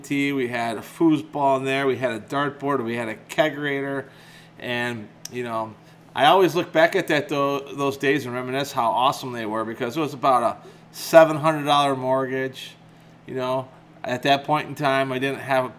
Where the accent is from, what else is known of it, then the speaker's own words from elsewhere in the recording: McHenry, Illinois, United States; moved away; I was born and raised in McHenry, Illinois, and I lived there pretty much to the day I got married